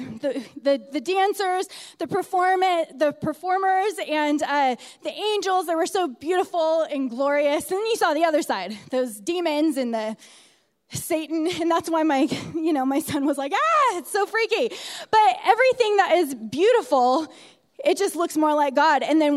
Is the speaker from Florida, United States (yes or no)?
no; California, United States; moved away as an adult; also born or lived in San Diego; now in Utah, United States; I was born and raised in California, not around mountains